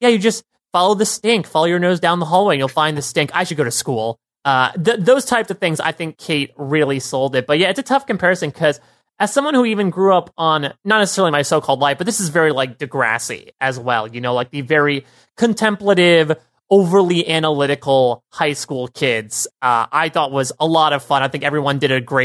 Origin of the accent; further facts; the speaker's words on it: New York, United States; as a New Yorker